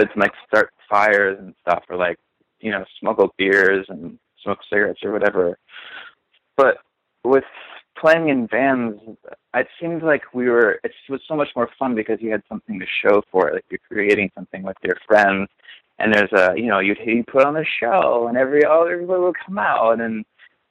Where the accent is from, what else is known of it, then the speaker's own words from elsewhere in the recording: Minneapolis, Minnesota, United States; moved away as an adult; also born or lived in Bloomington, Illinois / central Illinois; now in New York, United States; Minneapolis and Minnesota is like kind of where I'm from, because that's where my formative years were spent